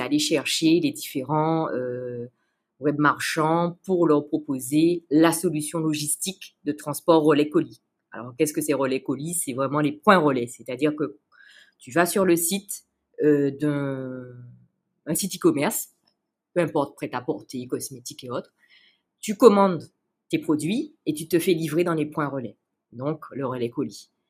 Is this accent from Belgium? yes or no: no; Guadeloupe; also born or lived in Canada; now in France